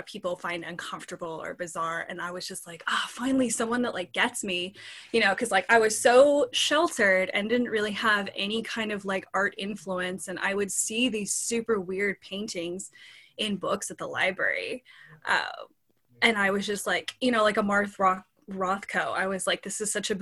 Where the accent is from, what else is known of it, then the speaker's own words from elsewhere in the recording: Forsyth, Missouri, United States; also born or lived in Colorado; I'm originally from Colorado, moved to the southern Missouri area when I was five. I grew up mostly in Forsyth, Missouri